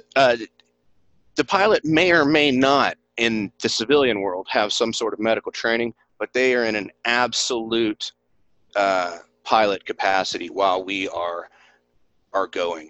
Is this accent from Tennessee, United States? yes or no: yes; East Tennessee, United States; accent: country; moved away as an adult; this is back in East Tennessee. In case y'all can't pick up my country accent, that's where I'm from originally